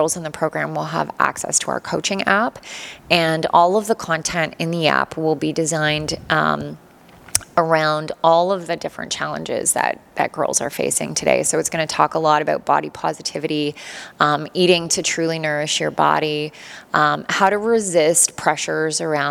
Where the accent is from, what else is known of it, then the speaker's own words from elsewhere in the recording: Toronto, Ontario, Canada; moved away as an adult; now in Cambridge, Canada; I'm from Toronto